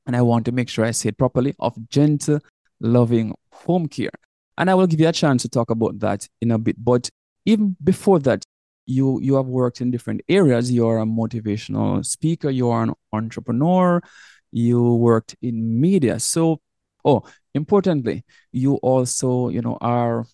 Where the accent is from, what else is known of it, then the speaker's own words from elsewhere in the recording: Jamaica; coming from Jamaica, we are both from Jamaica